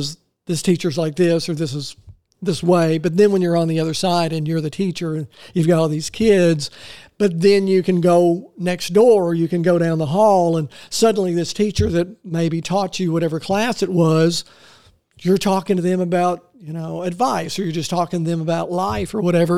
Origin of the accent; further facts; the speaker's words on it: North Little Rock, Arkansas, United States; I actually born and raised in North Little Rock.